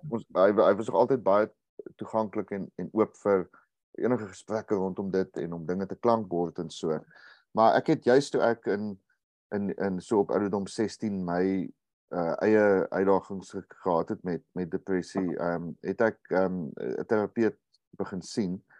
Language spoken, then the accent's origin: Afrikaans; Uitenhage, Eastern Cape, South Africa; ek het groot geword in in Uitenaag